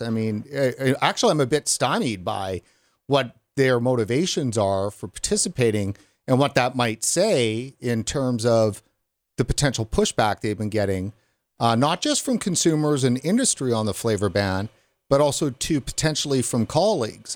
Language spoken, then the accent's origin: English; Canada; as a Canadian